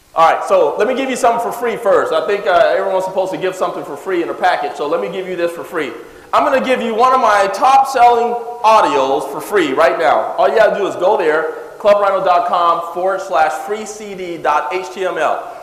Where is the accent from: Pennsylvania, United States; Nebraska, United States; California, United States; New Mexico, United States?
California, United States; also born or lived in Jackson, Mississippi; I moved to California when I was seven years old. We moved into the ghetto area.